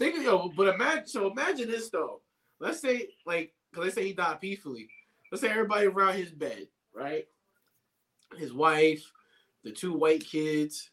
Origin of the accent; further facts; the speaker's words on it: New York, United States; I'm a New Yorker